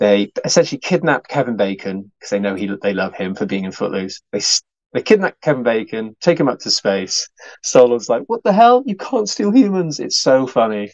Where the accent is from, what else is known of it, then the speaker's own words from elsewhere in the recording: United Kingdom; As a British person